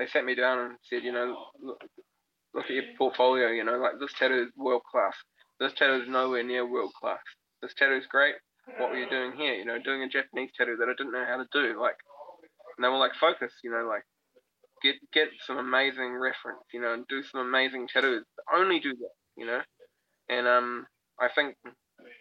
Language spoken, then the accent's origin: English; New Zealand; I'm from New Zealand